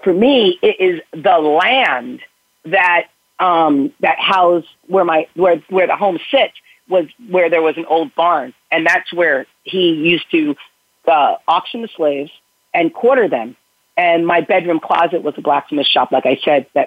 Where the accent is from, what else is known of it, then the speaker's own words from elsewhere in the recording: Bronxville, New York, United States; I grew up in Westchester County, in Bronxville, which is a very old community in New York, in Westchester.